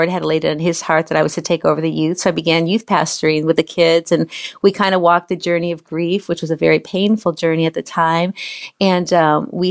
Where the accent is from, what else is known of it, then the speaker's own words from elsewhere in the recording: Chicago, Illinois, United States; now in Orlando, United States; I was a Chicago City girl, born and raised in Chicago